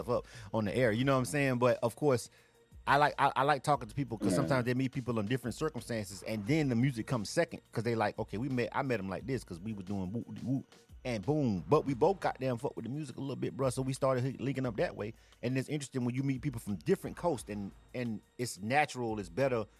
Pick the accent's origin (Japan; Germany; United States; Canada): United States; Panama City, Florida; moved away as an adult; now in Atlanta, United States; Being from Florida myself, I grew up, I'm telling my age right now. I grew up in the 90s. Like, I was living at home in the 90s